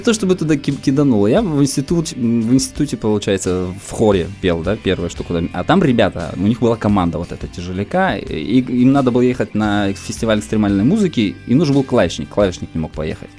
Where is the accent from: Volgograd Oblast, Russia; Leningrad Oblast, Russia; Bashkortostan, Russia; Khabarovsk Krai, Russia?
Khabarovsk Krai, Russia; Komsomolsk-on-Amur; moved away as an adult; now in Khabarovsk, Russia; Я вообще из Комсомольска